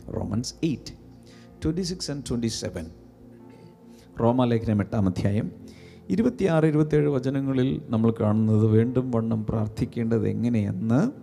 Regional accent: Malayali, Kerala, India; ഞാൻ മലയാളിയാണ്

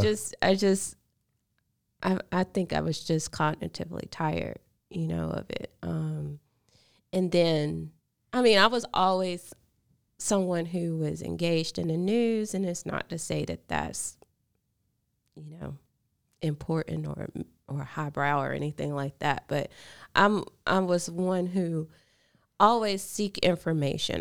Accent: Vernon, Alabama, United States; also born or lived in Sulligent, Alabama; now in Birmingham, United States; I grew up in Lamar County.

